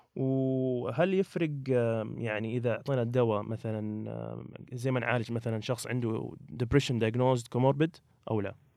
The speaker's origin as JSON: {"language": "Arabic", "country": "Saudi Arabia", "said": "عندنا في السعوديه"}